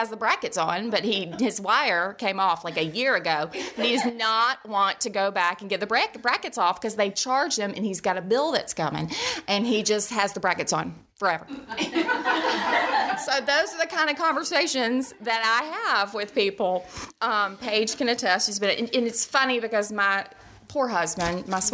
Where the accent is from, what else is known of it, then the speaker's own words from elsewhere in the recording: Birmingham, Alabama, United States; also born or lived in Mississippi; I grew up here in Birmingham